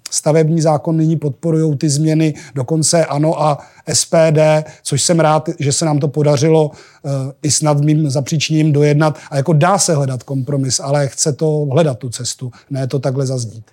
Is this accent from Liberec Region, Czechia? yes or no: yes; Janov nad Nisou, Liberec Region, Czechia; moved away; Já jsem z Jablonce, no, z Janova nad Nisou